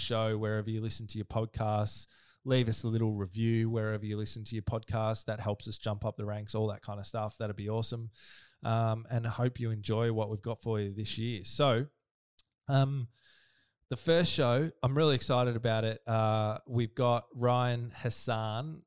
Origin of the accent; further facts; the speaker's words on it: Melbourne, Victoria, Australia; I'm from Melbourne